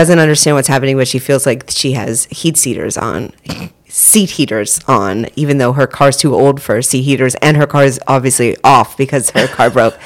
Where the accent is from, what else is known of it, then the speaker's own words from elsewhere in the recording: Maine, United States; I'm from Maine